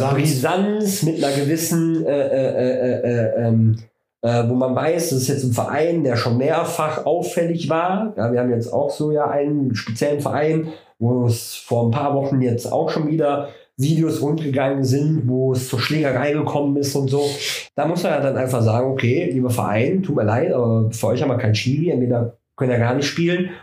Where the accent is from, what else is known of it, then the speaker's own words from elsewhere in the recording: Germany; bei uns in Deutschland